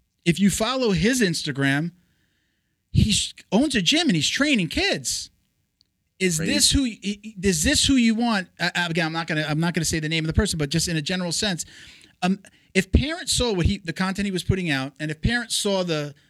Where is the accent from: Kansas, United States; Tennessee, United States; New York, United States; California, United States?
New York, United States; accent: New York; moved away as an adult; now in Florida, United States; I'm from New York. So I know, you know, I still got the, hey, you know, like the coffee, water, mother, you know. Everybody I moved down to Florida with was from New York. So it was hard to lose the accent